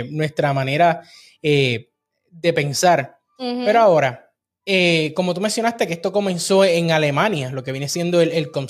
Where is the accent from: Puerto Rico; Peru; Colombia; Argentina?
Puerto Rico; now in Texas, United States; nosotros somos de Puerto Rico, estamos en Texas, pero las navidades en Puerto Rico son las navidades más alegres del planeta.